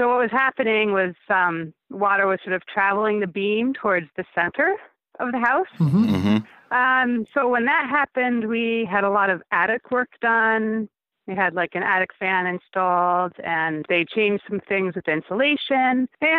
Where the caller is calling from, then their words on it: Tilson, New York, United States; Yes, Tilson, New York.